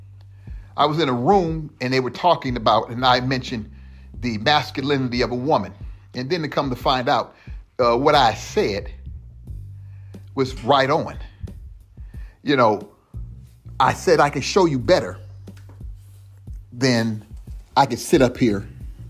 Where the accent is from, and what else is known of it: United States